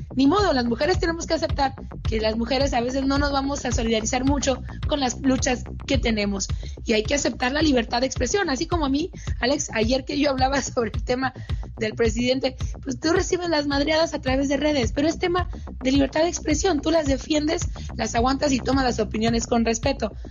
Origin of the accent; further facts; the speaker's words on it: Hermosillo, Sonora, Mexico; de Hermosillo, en Sonora, justamente de donde yo soy originaria.